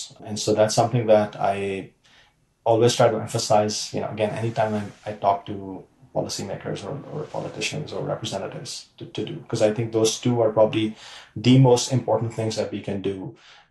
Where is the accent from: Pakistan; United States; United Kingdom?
Pakistan; moved away as an adult; I grew up in Pakistan